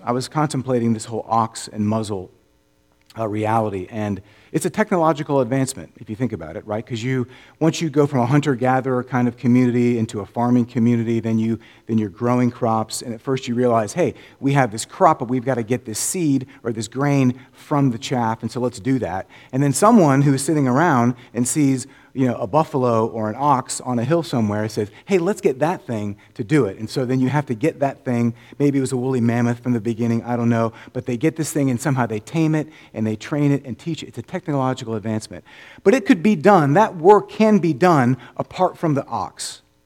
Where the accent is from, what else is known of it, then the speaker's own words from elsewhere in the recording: Orlando, Florida, United States; now in Memphis, United States; I grew up in Orlando